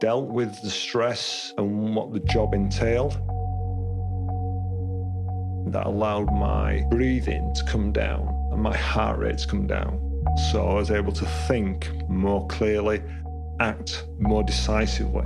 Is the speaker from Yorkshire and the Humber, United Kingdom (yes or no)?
yes; Leeds, Yorkshire and the Humber, United Kingdom; now in Kingston upon Hull, United Kingdom; I'm originally from Leeds in West Yorkshire, and I'm currently living in Kingston-upon-Hull.